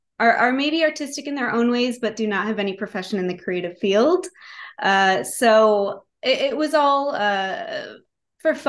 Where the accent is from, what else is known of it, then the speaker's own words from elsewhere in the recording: Rochester, New York, United States; I grew up in Rochester, New York.